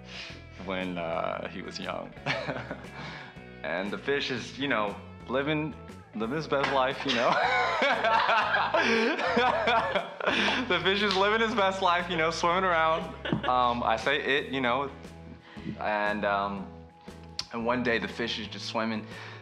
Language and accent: English; United States; moved away; also born or lived in Ho Chi Minh City, Vietnam; I'm American